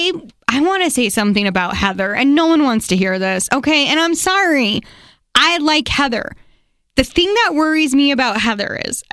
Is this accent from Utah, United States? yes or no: yes; Utah, United States; I'm from Utah. I say Utah.